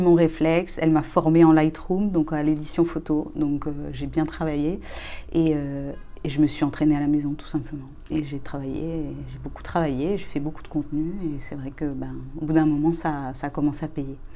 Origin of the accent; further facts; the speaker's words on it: Rennes, Brittany, France; moved away as an adult; also born or lived in Barcelona; je suis partie, j'avais 21 ans de Rennes